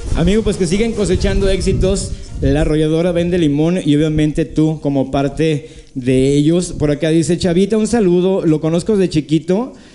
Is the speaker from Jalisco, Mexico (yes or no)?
yes; San Gabriel, Jalisco, Mexico; also born or lived in Guadalajara; soy eh, de, aquí de San Gabriel